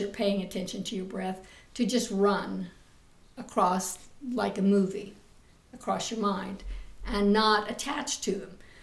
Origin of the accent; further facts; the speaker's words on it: Midwest, United States; moved away as an adult; also born or lived in New York; I come from the Midwest, so it's a very solid, comforting background to come from.